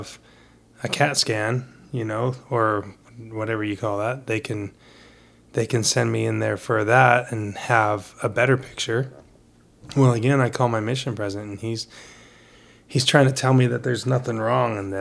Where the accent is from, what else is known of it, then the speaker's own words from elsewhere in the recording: United States; also born or lived in Brazil; I'm a kid from America